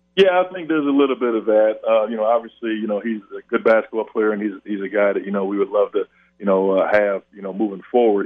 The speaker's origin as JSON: {"language": "English", "town": "Buffalo", "region": "New York", "country": "United States", "tie": "born or raised there", "also_born_or_lived": "New Orleans", "moved": "as an adult", "said": "growing up in Buffalo"}